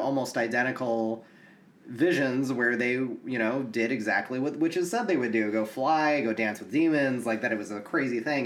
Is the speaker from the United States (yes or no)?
yes; United States; an American